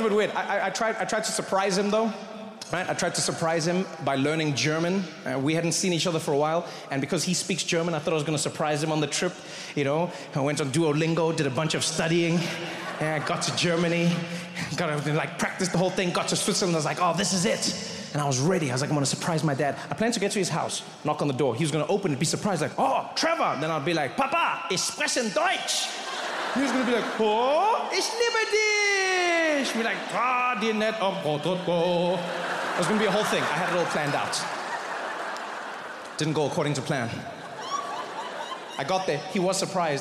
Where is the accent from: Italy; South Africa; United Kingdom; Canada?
South Africa; I grew up in South Africa